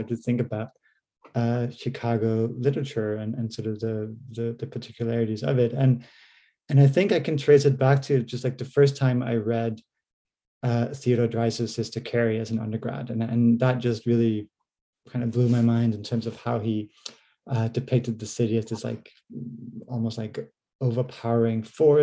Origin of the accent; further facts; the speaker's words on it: Denmark; moved away as an adult; also born or lived in United States / Canada; now in Norwich, United Kingdom; I'm originally from Denmark, but went to university and did my PhD in the US and Canada